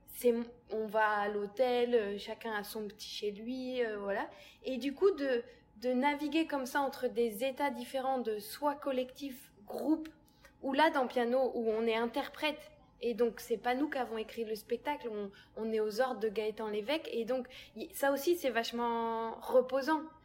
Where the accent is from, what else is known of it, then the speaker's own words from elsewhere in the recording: Massy, Île-de-France, France; j'ai grandi à Massy